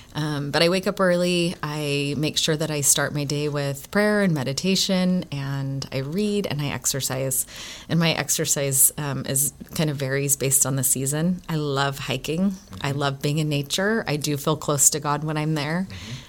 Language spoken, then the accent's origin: English; Oakland, California, United States; moved away as an adult; also born or lived in Provo, Utah; now in Gilbert, Arizona, United States; I grew up in the San Francisco Bay Area. I grew up in Oakland, California